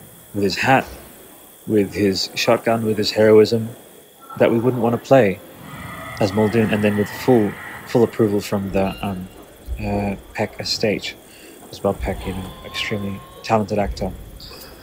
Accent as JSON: {"language": "English", "country": "Australia", "said": "I'm an Australian artist"}